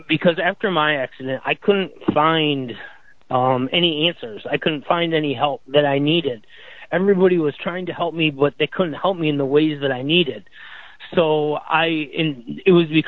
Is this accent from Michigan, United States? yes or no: yes; Michigan, United States; moved away as an adult; now in Florida, United States; I'm from Michigan, but I live in Florida